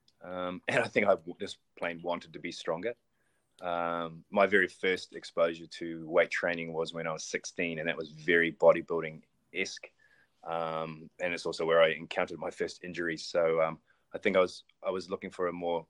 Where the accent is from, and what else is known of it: New Zealand